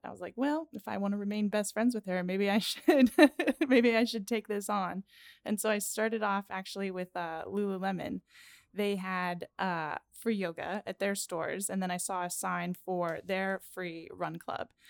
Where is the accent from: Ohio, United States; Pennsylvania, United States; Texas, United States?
Pennsylvania, United States; Pittsburgh; I am from Pittsburgh